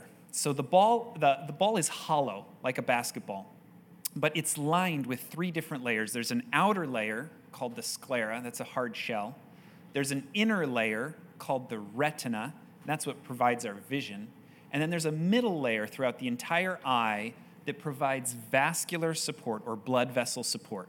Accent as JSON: {"language": "English", "town": "Cleveland", "region": "Ohio", "country": "United States", "tie": "born or raised there", "said": "I grew up mostly in Cleveland, Ohio, while my father was researching at the Cleveland Clinic in Ohio"}